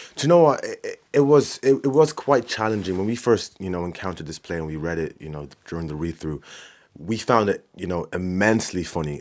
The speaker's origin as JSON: {"language": "English", "town": "Swords", "region": "Leinster", "country": "Ireland", "said": "I'm from Swords."}